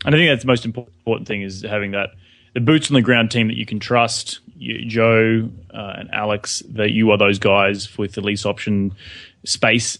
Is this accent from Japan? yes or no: no; Australia; moved away as an adult; also born or lived in New York; now in Los Angeles, United States; we're English-speaking country